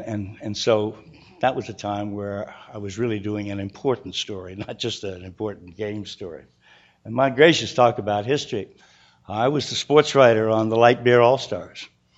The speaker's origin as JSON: {"language": "English", "town": "Baltimore", "region": "Maryland", "country": "United States", "tie": "born or raised there"}